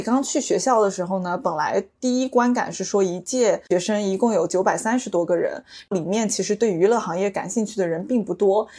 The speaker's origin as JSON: {"language": "Chinese", "country": "China", "tie": "born or raised there", "moved": "as an adult", "said": "作为一个土生土长的中国人，在英文里叫 Chinese Chinese"}